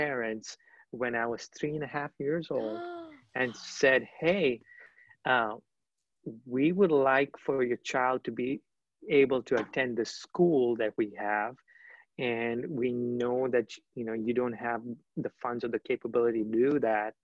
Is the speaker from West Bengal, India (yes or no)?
yes; Kolkata, West Bengal, India; I was born and raised in Calcutta, India. I still have family there. Grew up in the beautiful city.